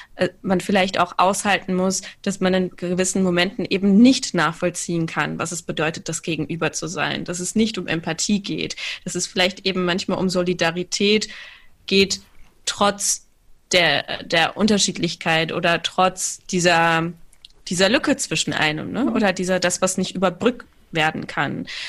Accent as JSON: {"language": "German", "town": "Cologne", "region": "North Rhine-Westphalia", "country": "Germany", "tie": "born or raised there", "said": "ich bin ja in Köln aufgewachsen"}